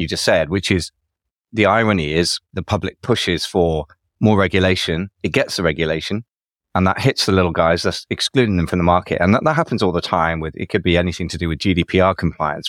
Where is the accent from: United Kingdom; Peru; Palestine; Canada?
United Kingdom; another fellow Brit